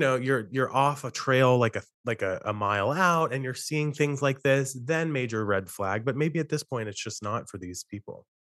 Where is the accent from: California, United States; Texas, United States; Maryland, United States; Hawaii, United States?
Maryland, United States; Western; I grew up in Western Maryland where I'm living at the moment